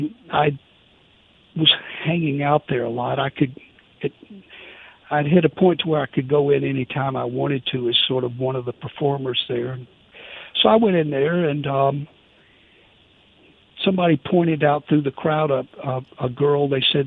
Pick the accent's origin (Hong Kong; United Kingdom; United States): United States; Meridian, Mississippi; moved away; also born or lived in Greenwich Village, New York; I'm from … so hometown.